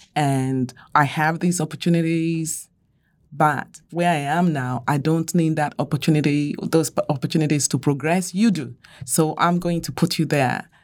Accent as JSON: {"language": "English", "country": "Nigeria", "tie": "born or raised there", "said": "I grew up in Nigeria"}